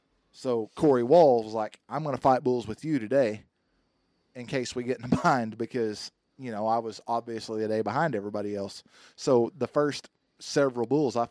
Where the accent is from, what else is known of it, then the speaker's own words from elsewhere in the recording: Vinita, Oklahoma, United States; also born or lived in Coffeyville, Kansas; Vinita, Oklahoma, obviously, is where I went to school and what I call home, and that's what my address is, and that's home to me